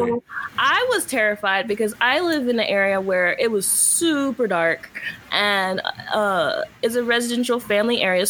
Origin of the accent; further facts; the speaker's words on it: Georgia, United States; now in California, United States; I grew up in Georgia